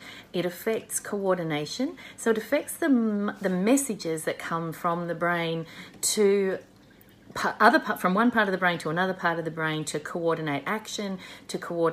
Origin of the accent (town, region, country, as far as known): Australia